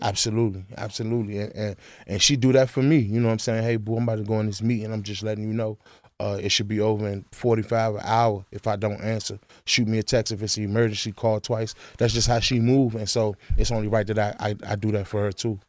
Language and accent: English; Washington, District of Columbia, United States; I'm from Northeast, the Pentacles. Fifteen, thirteen, Benton Road Apartment, F thirteen, Benton Road, Northeast Washington, D C